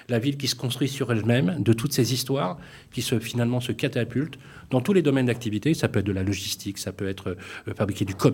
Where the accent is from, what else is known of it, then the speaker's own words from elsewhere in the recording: Lyon, Auvergne-Rhône-Alpes, France; Parce que je suis lyonnais.